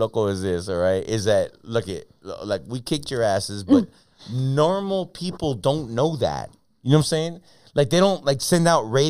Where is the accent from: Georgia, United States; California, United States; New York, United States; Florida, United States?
California, United States; La Puente; Oh, I mean, I grew up in La Puente.